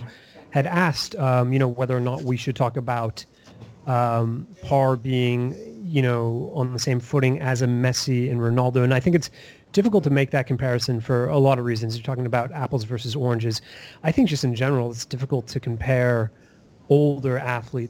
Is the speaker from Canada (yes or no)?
yes; Canada; I'm Canadian